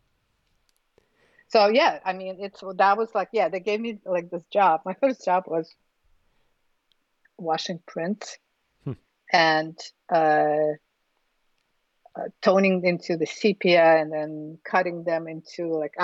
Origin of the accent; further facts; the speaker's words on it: Ufa, Bashkortostan, Russia; English is a second language; moved away; I was born in Russia, in Republic of Bashkortostan, in Ufa, which is the capital of Bashkortostan